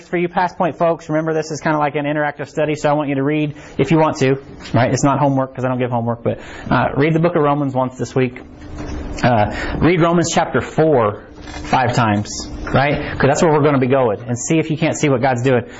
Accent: Harrisonville, Missouri, United States; I'm from Harrisonville too

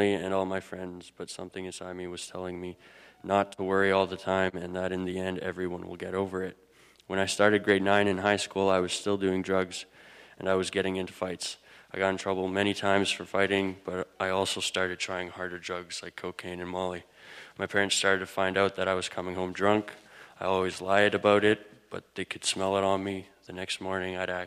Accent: Manitoba, Canada; I'm from Manitoba

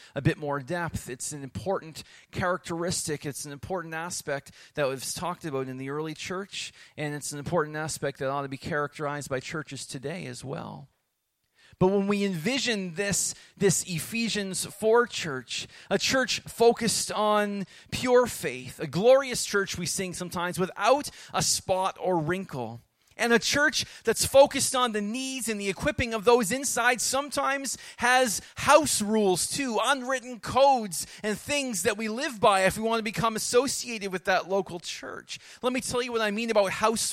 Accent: Rockville, Nova Scotia, Canada; I grew up in Rockville

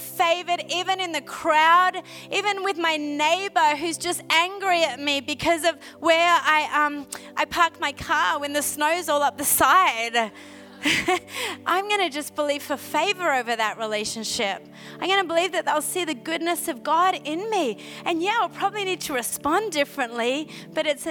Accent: Australia; accent: Aussie; moved away as an adult; now in Montreal, Canada; I have an Aussie accent

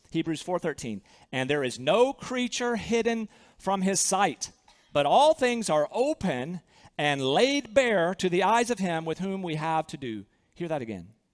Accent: Southern, United States; accent: Southern; with my Southern accent

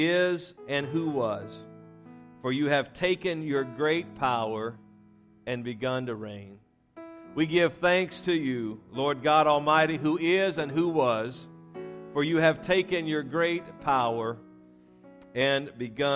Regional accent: Louisiana, United States; we were raised in Louisiana

